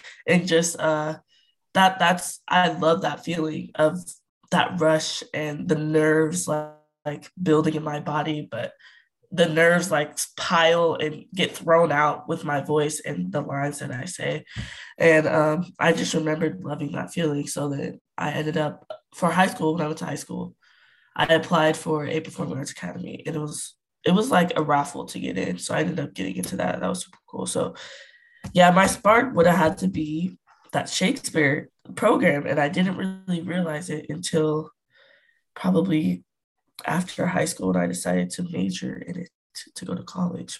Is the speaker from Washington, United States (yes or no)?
no; Bay Area, East Bay, California, United States; I am from the Bay Area, East Bay specifically